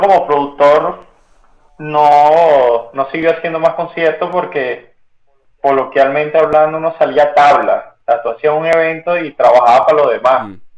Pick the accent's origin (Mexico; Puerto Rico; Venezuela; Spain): Venezuela; somos venezolanos